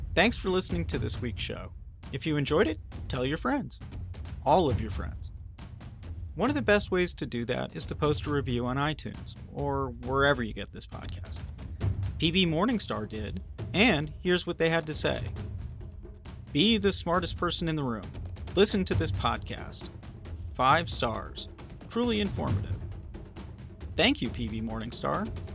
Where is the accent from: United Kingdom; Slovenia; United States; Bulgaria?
United States; as an American